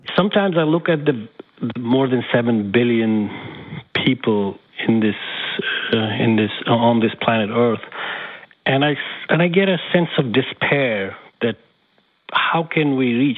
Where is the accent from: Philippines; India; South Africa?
India; Jammu and Kashmir; now in New York, United States; I was born in Kashmir in India, a very deeply uh, religious uh, city